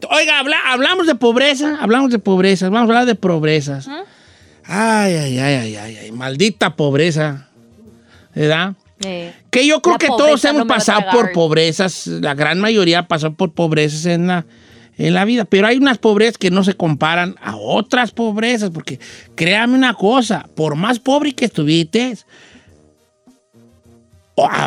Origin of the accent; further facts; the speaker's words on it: Guadalajara, Jalisco, Mexico; No, es que yo soy de Guadalajara, decimos concepto.